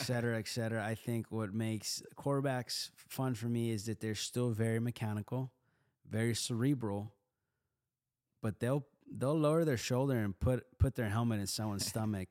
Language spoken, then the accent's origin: English; Houston, Texas, United States; I grew up in Houston on the East Side